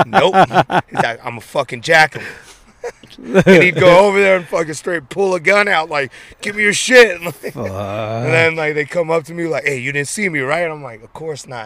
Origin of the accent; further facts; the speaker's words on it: San Francisco, California, United States; I grew up in Crocker Park right there